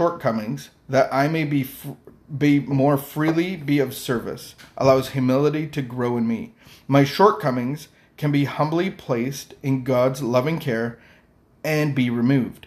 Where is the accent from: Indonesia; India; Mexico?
Indonesia; moved away; I grew up in Asia, in Indonesia